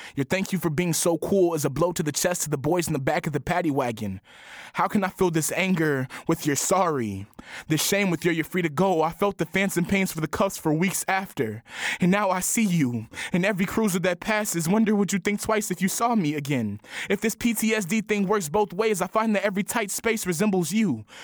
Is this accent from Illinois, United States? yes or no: yes; Chicago, Illinois, United States; I'm from the Chatham neighborhood.